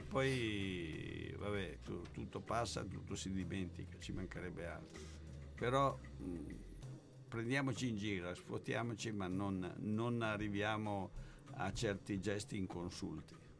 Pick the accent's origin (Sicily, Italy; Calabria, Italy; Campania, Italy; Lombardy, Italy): Lombardy, Italy; Milan; born or raised there; also born or lived in Forlì, Italy